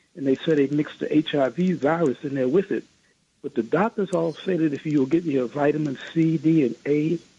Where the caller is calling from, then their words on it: New York, United States; Good evening. … I'm from New York.